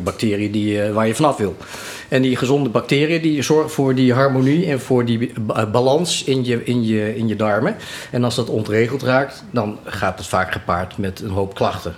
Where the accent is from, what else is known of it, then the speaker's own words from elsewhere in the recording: het Gooi, North Holland, Netherlands; accent: Gooise; opgegroeid eh, in het Gooi. Vandaar mijn, eh, mijn Chinese Gooise accent.